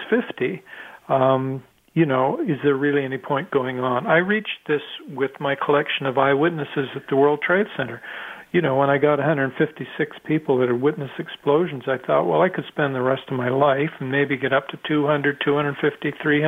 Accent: Canada; I'm Canadian

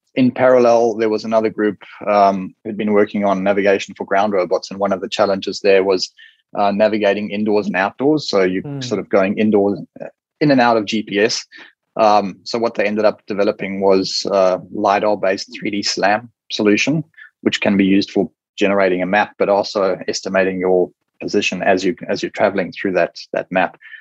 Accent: South Africa; moved away as an adult; also born or lived in Cape Town, South Africa / United Kingdom / United States; now in Brisbane, Australia; the place I grew up in South Africa is a beautiful coastal town

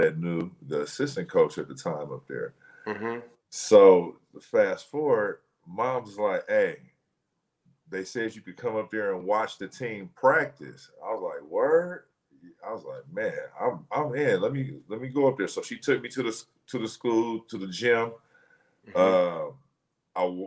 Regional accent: Oakland, California, United States; also born or lived in Richmond, California; Born and raised in Oakland. Went to high school and spent the rest of my, you know, my young adolescent life in the streets of Richmond, California

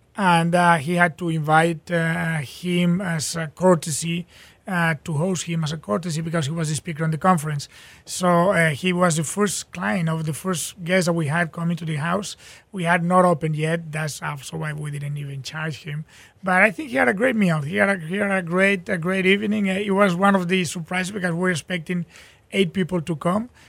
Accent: Barcelona, Catalonia, Spain; now in Houston, United States; we're from Barcelona

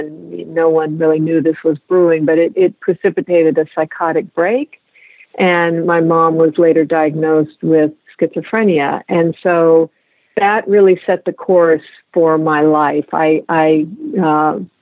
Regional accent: central San Joaquin Valley, California, United States; moved away; I grew up in California in the central San Joaquin Valley.

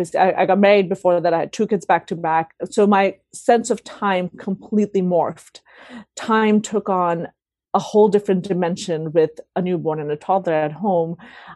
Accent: Delhi, India; born there; also born or lived in Sweden; So I was born in Delhi, and then I sort of grew up traveling around, went to several different schools, ended up spending sort of 3 months a year for a few years in Sweden

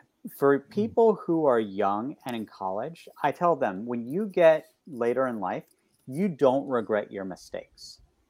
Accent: West Virginia, United States; now in Baltimore, United States; the kinds of communities that I grew up in West Virginia

